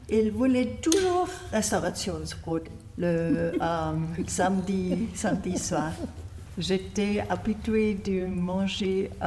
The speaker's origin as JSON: {"language": "French", "town": "Baden-Baden", "region": "Baden-Württemberg", "country": "Germany", "also_born_or_lived": "Merzig", "moved": "yes", "said": "Je vivais longtemps à Merzig. Euh, je viens de Baden-Baden et je me suis euh, mariée avec, avec un Sarwa."}